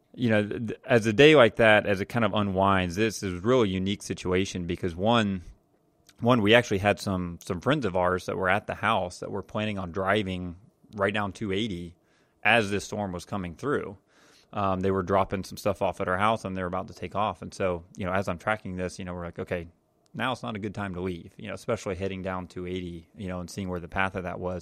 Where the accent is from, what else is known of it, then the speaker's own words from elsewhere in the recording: Jacksonville, Florida, United States; growing up in Jacksonville, Florida